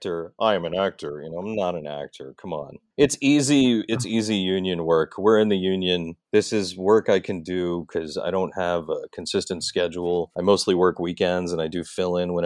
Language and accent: English; New York, United States; I'm from New York